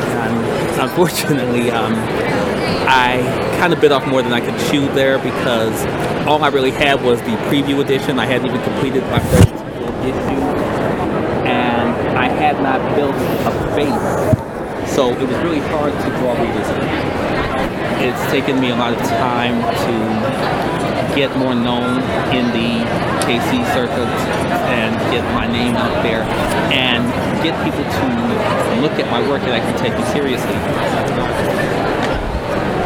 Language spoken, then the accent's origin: English; Chicago, Illinois, United States; now in Kansas City, United States; I'm originally from Chicago